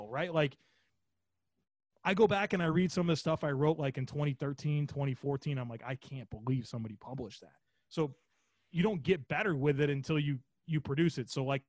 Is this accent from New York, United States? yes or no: yes; Western New York, United States; I grew up in Western New York